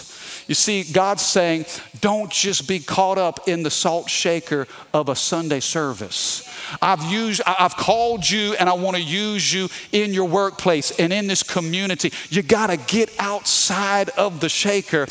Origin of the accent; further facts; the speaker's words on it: Missouri, United States; now in Baton Rouge, United States; I'm from the Midwest, okay? I'm from Missouri, meat and potatoes